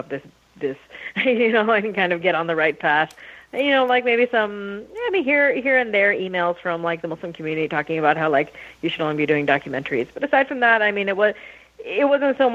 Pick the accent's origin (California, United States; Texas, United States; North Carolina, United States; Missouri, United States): California, United States; Rancho Cucamonga; also born or lived in Canada; I was born in Canada, but then I moved when I was little to Rancho Cucamonga, California, which is about an hour east